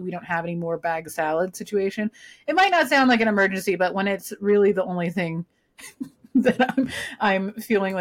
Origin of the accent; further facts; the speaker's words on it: Southern California, United States; I grew up in Southern California